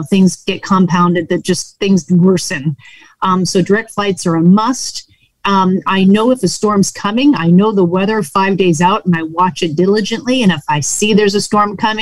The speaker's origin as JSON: {"language": "English", "region": "New England", "country": "United States", "tie": "born or raised there", "said": "I grew up in New England."}